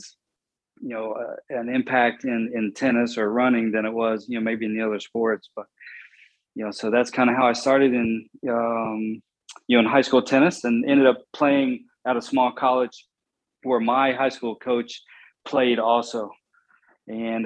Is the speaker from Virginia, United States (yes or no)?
yes; Bristol, Virginia, United States; I grew up in Bristol, Virginia, which is in the southwest corner